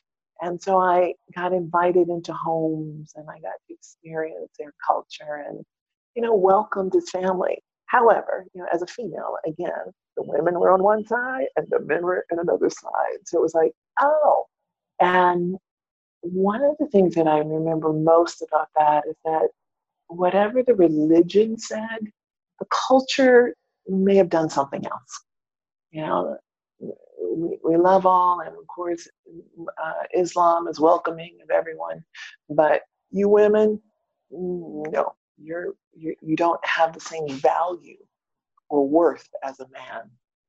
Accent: Maine, United States; born there; I am the fourth daughter of an African-American Air Force military family. That I was born in Maine, up north near the Canadian border.

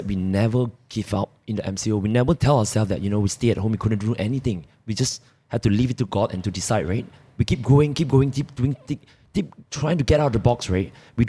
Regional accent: Malaysia; we're all Malaysian.

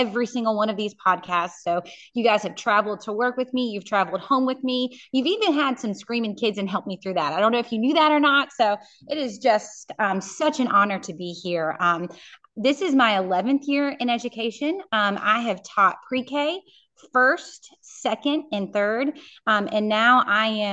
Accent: Central Virginia, United States; I'm from Central Virginia

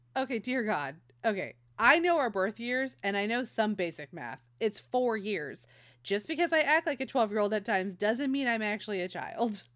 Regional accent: Modesto, California, United States; moved away; also born or lived in Las Vegas; I was a Northern Cali kid. I grew up in Modesto

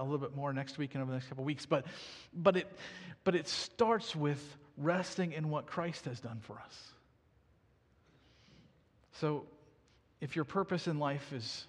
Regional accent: United States; as an American

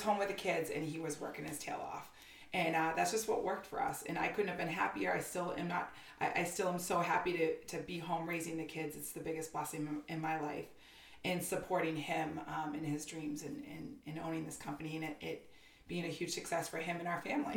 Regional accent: Haverhill, Massachusetts, United States; also born or lived in Newburyport, Massachusetts; Born and raised in uh, north of Boston, in a town called Haverhill, Massachusetts

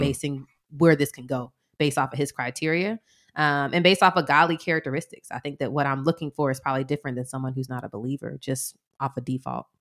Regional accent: Atlanta, Georgia, United States; we're from Atlanta

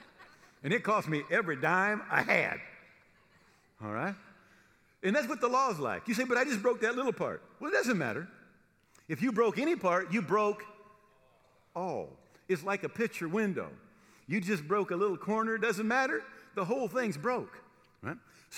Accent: Granville, United States; when I was growing up, I grew up here in Granville, right across the street, Jeff Blake lived.

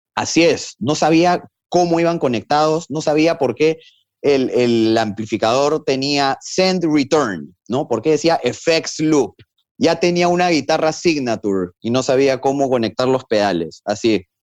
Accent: Peru; Yo les decía, de Perú.

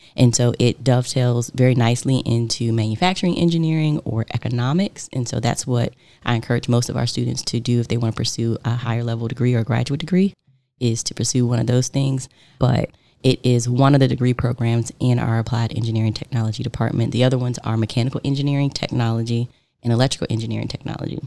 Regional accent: Richmond, Virginia, United States; also born or lived in Boston; I was born and raised in Richmond, Virginia, and that is where I currently live

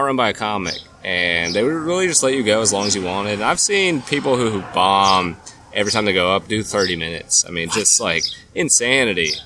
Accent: California, United States; also born or lived in Orange County, California; now in Nashville, United States; there's a lot of people from California who I grew up

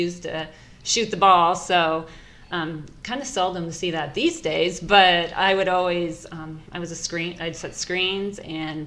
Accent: Grinnell, Iowa, United States; I grew up in Grinnell

